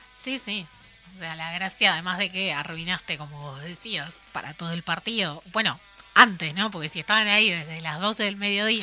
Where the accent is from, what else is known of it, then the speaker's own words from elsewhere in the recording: Paysandú, Uruguay; yo soy de Andú